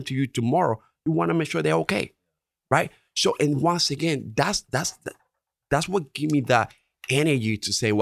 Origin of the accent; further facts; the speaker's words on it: Dominican Republic; accent: Dominican; English is a second language; now in Connecticut, United States; English is my second language, right? Obviously, you can tell from my Dominican accent.